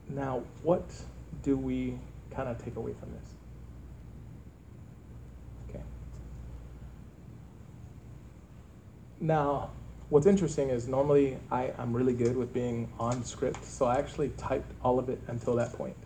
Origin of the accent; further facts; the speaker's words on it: Earth, Texas, United States; moved away; when I grew up, I lived in a small town called Earth, Texas